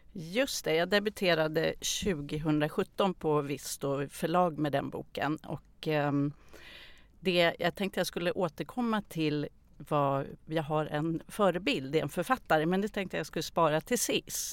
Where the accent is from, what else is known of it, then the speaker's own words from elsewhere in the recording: Täby, Stockholm County, Sweden; Jag föddes i Stockholm. Jag har vuxit upp i Täby, mm. norr om Stockholm.